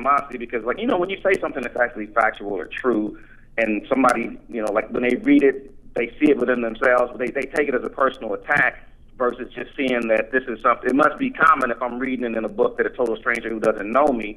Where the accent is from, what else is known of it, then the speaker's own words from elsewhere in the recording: Columbus, Ohio, United States; There was a comedy club that opened up here in my hometown, and they had this contest called Columbus's Funniest Five